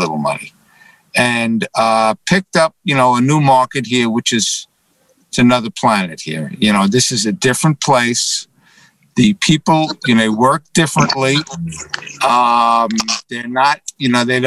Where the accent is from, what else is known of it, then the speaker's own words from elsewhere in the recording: New York City, New York, United States; now in Scottsdale, United States; Born and raised originally from the Bronx and then Manhattan